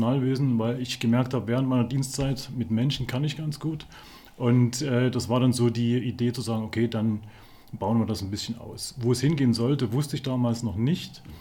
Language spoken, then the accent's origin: German; Chemnitz, Saxony, Germany; born there; ich bin Jahrgang 71, bin gebürtig aus Chemnitz